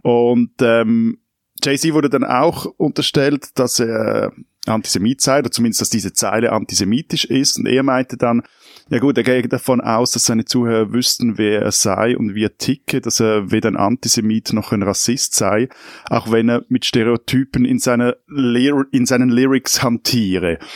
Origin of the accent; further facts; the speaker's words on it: Switzerland; meiner Schweizer Optik